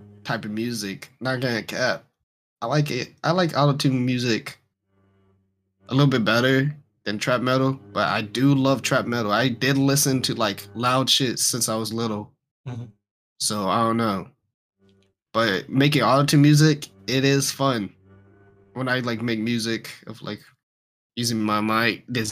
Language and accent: English; Atlanta, Georgia, United States; I'm from Georgia and Atlanta.